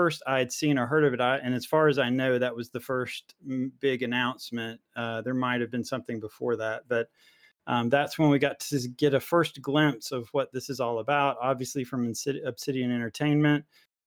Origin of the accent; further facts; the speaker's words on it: East Coast of the United States, United States; I'm from East Coast of the United States